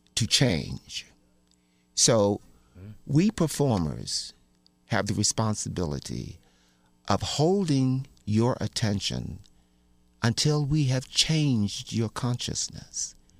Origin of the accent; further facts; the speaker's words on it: Baltimore, Maryland, United States; when I was growing up in Baltimore